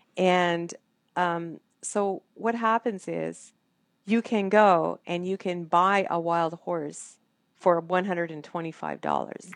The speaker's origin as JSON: {"language": "English", "country": "Canada", "said": "I'm a Canadian"}